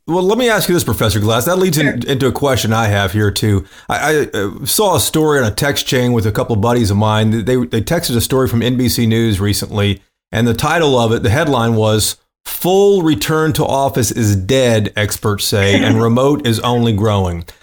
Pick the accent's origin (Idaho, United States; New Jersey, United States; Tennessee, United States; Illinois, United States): Tennessee, United States; moved away as an adult; now in Texas, United States; I'm not from Texas. I've been here for 20 something years. I'm from Tennessee